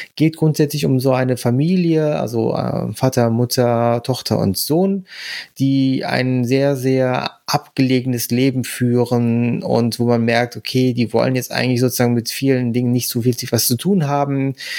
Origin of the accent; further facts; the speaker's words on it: Germany; für uns jetzt als Deutsche